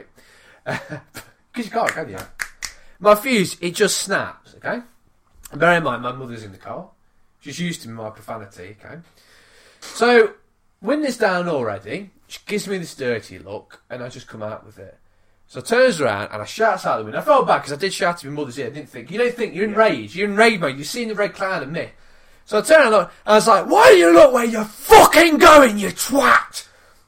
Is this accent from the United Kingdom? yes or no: yes; United Kingdom; Me being British